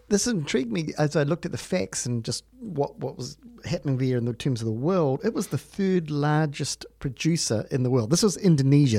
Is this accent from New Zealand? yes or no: yes; New Zealand; also born or lived in Palmerston North / Wanganui; I'm from New Zealand.